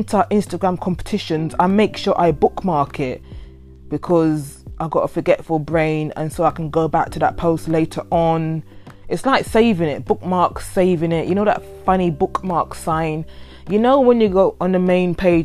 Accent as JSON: {"language": "English", "country": "United Kingdom", "tie": "born or raised there", "said": "I am not born in that country, because I am born in the UK, but my parents are from that country."}